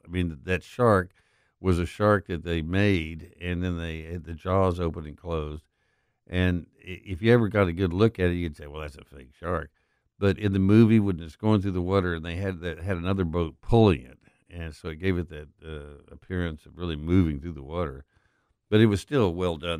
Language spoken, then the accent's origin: English; West Texas, United States; now in Memphis, United States; I grew up in West Texas